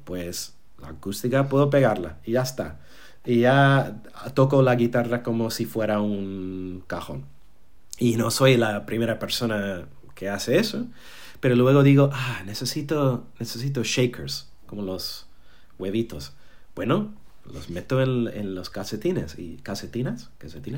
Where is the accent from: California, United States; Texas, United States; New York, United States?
New York, United States; Spanish is a second language; moved away as an adult; also born or lived in Berlin / London; now in Málaga, Spain; así es como crecí en Nueva York